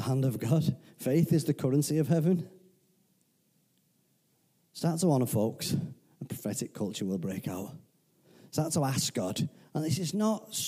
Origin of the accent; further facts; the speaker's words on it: United Kingdom; I'm so British